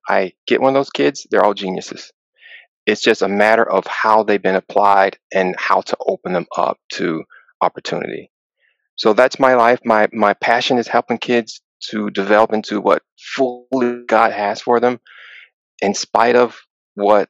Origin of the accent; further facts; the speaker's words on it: Atlanta, Georgia, United States; moved away as an adult; also born or lived in Texas; now in Chicago, United States; I currently reside in Chicago, even though I grew up in Atlanta.